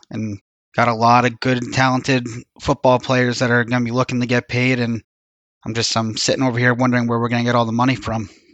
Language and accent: English; Florida, United States; growing up in Florida.